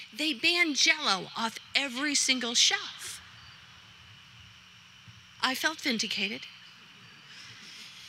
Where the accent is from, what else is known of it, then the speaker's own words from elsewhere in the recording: Worcester County, Massachusetts, United States; being a Yankee, born and raised in Worcester County by a single mother of five